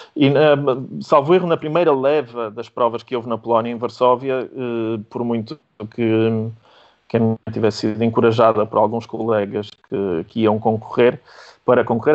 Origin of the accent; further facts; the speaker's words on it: Porto, Norte, Portugal; also born or lived in Łódź, Poland; sou polaco de, de, sangue e nos papéis também, sendo que, como disse, cresci no Porto e, e com algum orgulho digo que sou um polaco tripeiro.